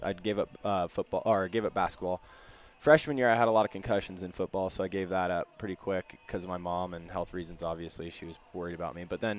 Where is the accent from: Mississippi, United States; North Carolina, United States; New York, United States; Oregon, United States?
Oregon, United States; Portland; When I was growing up, it kind of seemed to be dying out.